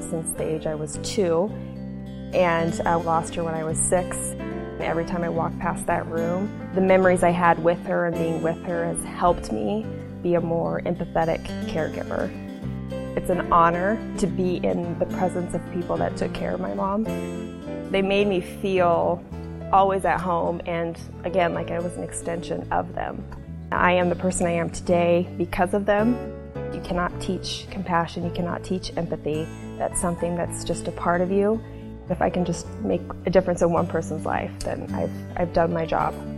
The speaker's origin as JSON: {"language": "English", "town": "Hastings", "region": "Nebraska", "country": "United States", "tie": "born or raised there", "said": "I was born and raised here in Hastings, Nebraska"}